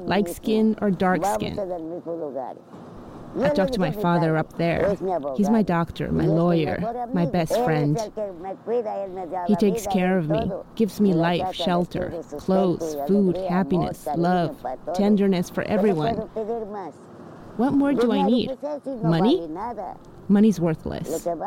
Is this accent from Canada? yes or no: no; San Felipe de Jesus, State of Mexico, Mexico; English is a second language; I was born in San Felipe de Jesus in Mexico State